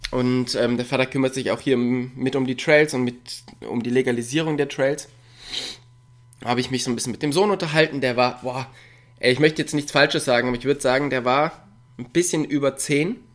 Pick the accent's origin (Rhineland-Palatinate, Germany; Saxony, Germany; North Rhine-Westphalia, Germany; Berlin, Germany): North Rhine-Westphalia, Germany; Und ich komme ja da aus dem Raum Köln oder ähm, auch Ruhrpott. Und da ist man halt immer gleich mit 15, 20 Leuten unterwegs gewesen.